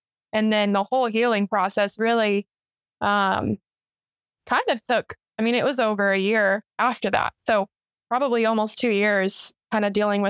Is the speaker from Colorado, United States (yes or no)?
yes; Colorado Springs, Colorado, United States; I grew up in Colorado Springs. My family is Air Force, so I moved around a little bit, but I call Colorado Springs home.